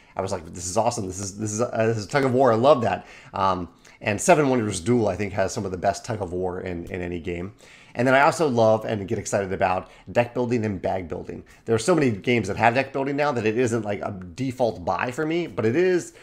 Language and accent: English; Chesterfield, Virginia, United States; I grew up in Chesterfield, Virginia, Richmond, Virginia area